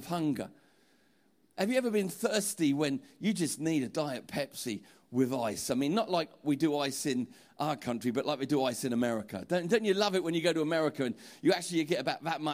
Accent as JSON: {"language": "English", "town": "Portsmouth", "region": "South East England", "country": "United Kingdom", "said": "I'm from Portsmouth"}